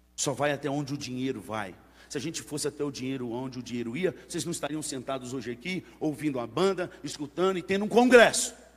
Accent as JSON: {"language": "Portuguese", "region": "Northeast Region", "country": "Brazil", "moved": "yes", "said": "Na minha terra lá, que é mais para o lado do Nordeste"}